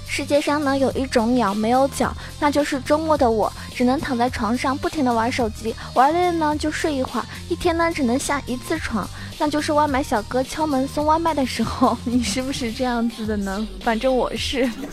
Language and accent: Chinese; Zhejiang, China; 因为我是浙江人